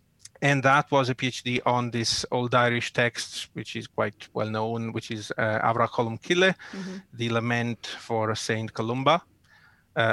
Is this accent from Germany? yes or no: no; Italy; now in Galway, Ireland; I'm from Italy originally, but I work in NUI Galway.